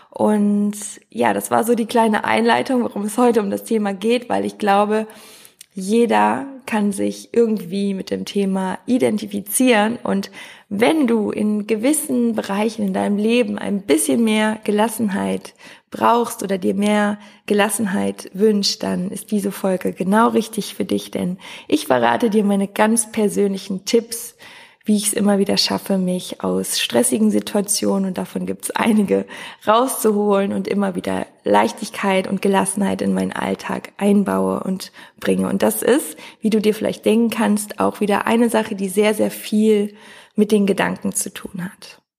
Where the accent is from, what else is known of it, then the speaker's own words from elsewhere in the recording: North Rhine-Westphalia, Germany; now in Cologne, Germany; Also wir kommen beide aus dem Oberbergischen Kreis, sind zusammen zur Schule gegangen, haben zusammen Abi gemacht